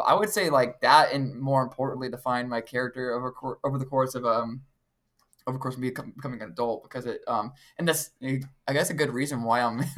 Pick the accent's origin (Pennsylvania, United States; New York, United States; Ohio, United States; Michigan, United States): Ohio, United States; Middle Point; also born or lived in Van Wert, Ohio; now in Bowling Green, United States; I actually was born and raised here in Ohio, Northwest, to be more specific. I was born in a very, very smaller town named Van Wert, Ohio